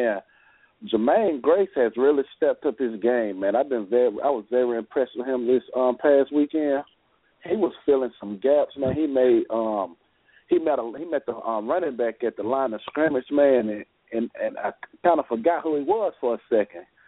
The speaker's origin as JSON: {"language": "English", "town": "Birmingham", "region": "Alabama", "country": "United States", "said": "I'm from Birmingham"}